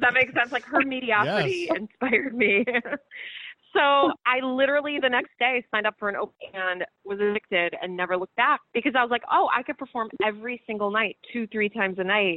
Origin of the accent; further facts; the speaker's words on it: Rochester, New York, United States; moved away as an adult; also born or lived in Los Angeles; I grew up freezing cold in Rochester